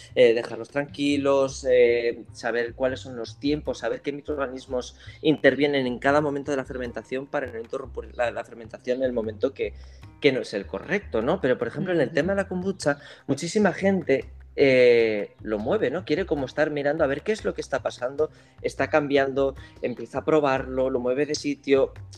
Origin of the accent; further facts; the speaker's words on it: Navarre, Spain; como buen navarro